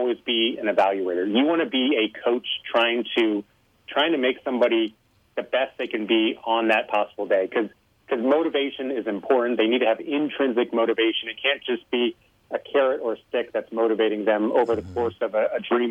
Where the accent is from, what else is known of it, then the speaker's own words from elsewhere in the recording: Los Alamos, New Mexico, United States; I grew up in Los Alamos, New Mexico, where the Manhattan Project was.